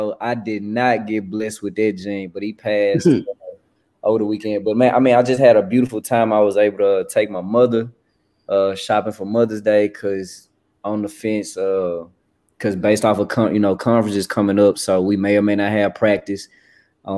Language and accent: English; Memphis, Tennessee, United States; moved away; my hometown